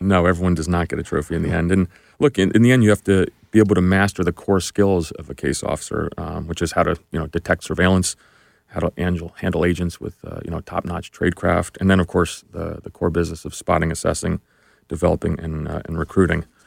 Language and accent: English; New Jersey, United States; I grew up in New Jersey, just really uh, a regular middle class kid